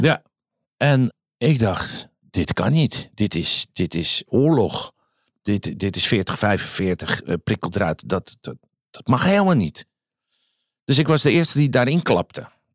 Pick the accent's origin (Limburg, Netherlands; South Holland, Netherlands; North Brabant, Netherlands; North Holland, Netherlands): North Holland, Netherlands; Amsterdam; ik ben Amsterdammer